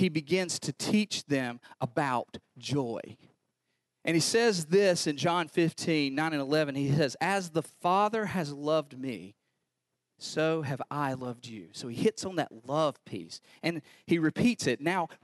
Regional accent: North Carolina, United States; I'm from North Carolina

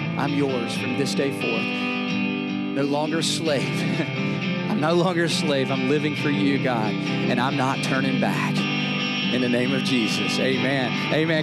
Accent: the South, United States; accent: southern; I'm from the South

